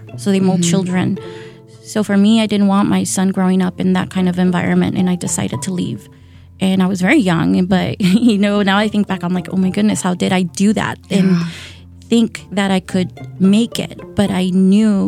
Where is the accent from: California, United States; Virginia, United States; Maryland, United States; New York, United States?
California, United States; San Diego; also born or lived in Tijuana, Mexico; now in Milwaukee, United States; I was born in Baja. So I was born in Tijuana, Mexico. And that is a city, a border city. So I grew up in San Diego